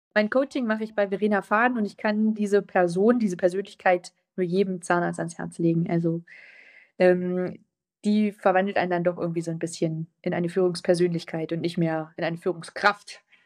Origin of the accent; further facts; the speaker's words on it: a village near Worbis, Thuringia, Germany; Da sind viele Dörfer drumherum und eins dieser kleinen Dörfer ist mein Heimatdorf.